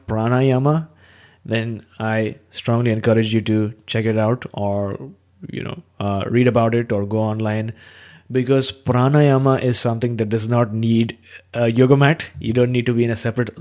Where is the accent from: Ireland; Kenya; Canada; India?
India; being an Indian